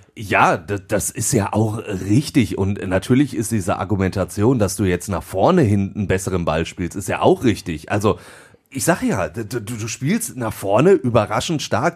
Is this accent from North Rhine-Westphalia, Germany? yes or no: yes; Duisburg, North Rhine-Westphalia, Germany; ich bin gebürtiger Duisburger und dementsprechend ist der MSV auch mein Verein